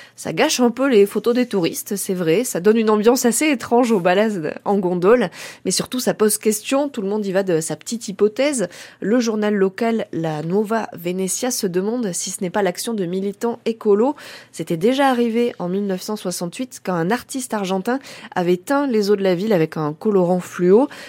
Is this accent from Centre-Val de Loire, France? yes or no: yes; Berry, Centre-Val de Loire, France; chez nous en Berry